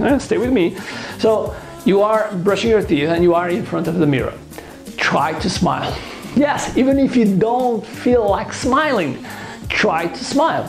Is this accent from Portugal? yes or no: yes; Portugal; English is a second language; I'm from Portugal, and I consider myself as a world citizen